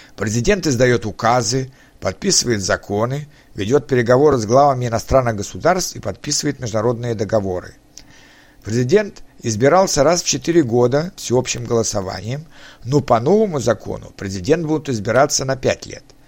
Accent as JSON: {"language": "Russian", "country": "Russia"}